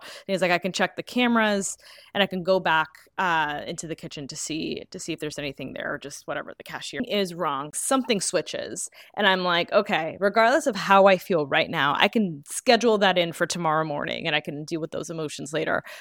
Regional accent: New York, United States; growing up in New York

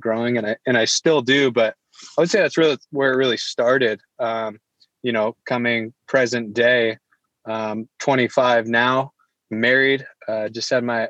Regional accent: Iowa, United States; also born or lived in Springfield, Missouri; I grew up in Iowa. I was the oldest of five kids

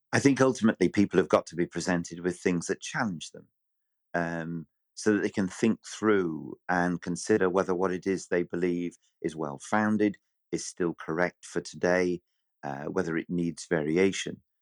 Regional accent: Bury, North West England, United Kingdom; my hometown was very, very marginal

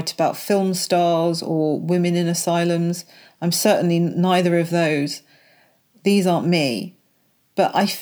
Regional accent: London, United Kingdom; also born or lived in Worksop; now in Leicestershire, United Kingdom; I was born in Worksop but raised in London.

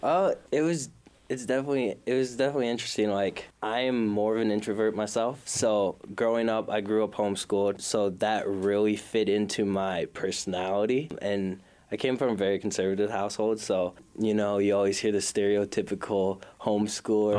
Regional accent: Minneapolis, Minnesota, United States; I am from South Minneapolis, so short drive here. Um, grew up in South Minneapolis.

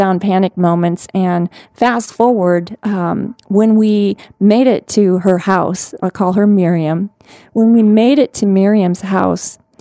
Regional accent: United States; my hometown of the United States

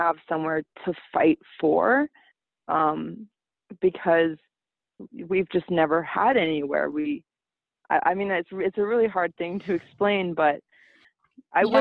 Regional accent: Canada; I was born in Canada

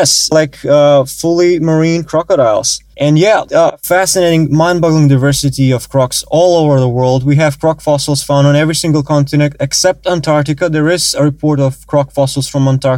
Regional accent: North Macedonia; moved away as an adult; North Macedonia, yes

